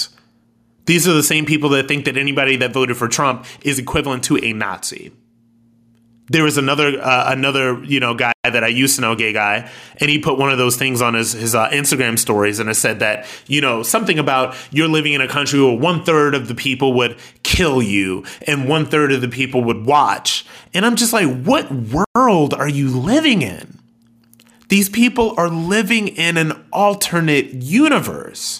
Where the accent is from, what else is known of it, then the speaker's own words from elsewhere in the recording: Akron, Ohio, United States; I'm ex-military and I'm from Akron, Ohio